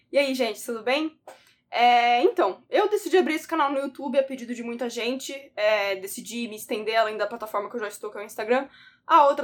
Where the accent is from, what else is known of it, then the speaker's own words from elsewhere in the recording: São Vicente, São Paulo, Brazil; now in São Paulo, Brazil; eu nasci, eu sou, fui criada, inclusive, em São Vicente, no litoral sul de São Paulo, ainda que hoje eu more no, no na capital, em São Paulo, certo?